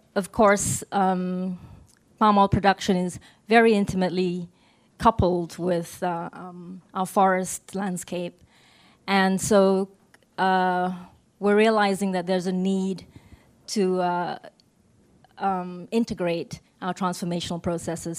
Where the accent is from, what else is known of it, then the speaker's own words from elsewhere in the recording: Sabah, Malaysia; from Sabah, which is the northernmost state um, on the island of Borneo